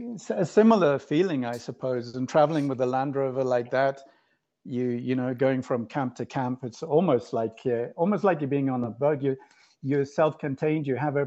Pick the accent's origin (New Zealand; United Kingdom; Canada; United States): United Kingdom; England; moved away as an adult; I'm actually English, but I haven't lived in England for about 28 years.